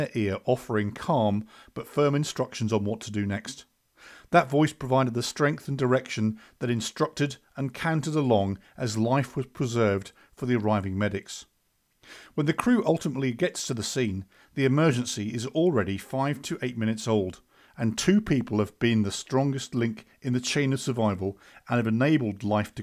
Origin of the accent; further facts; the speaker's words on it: United Kingdom; I, of course, am from the UK